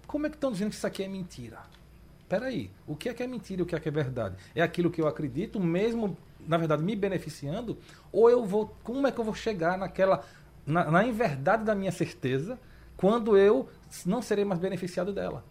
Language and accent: Portuguese; João Pessoa, Paraíba, Brazil; now in Recife, Brazil; eu sou de João Pessoa, moro aqui no Recife